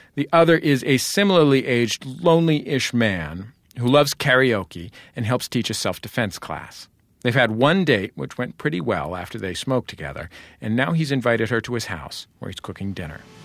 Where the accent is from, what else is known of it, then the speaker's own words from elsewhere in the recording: San Francisco, California, United States; I grew up in San Francisco, in the Mission District